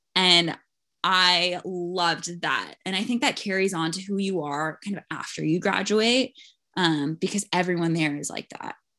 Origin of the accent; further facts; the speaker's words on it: Los Angeles, California, United States; I was born and raised in L